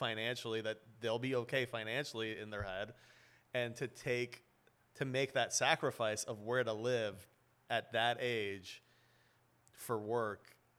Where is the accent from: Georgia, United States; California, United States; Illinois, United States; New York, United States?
California, United States; Beverly Hills; I grew up in Beverly Hills, right, my whole life.